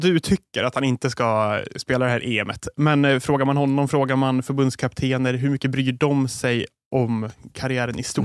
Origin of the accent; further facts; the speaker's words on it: Sweden; oss som är svenskar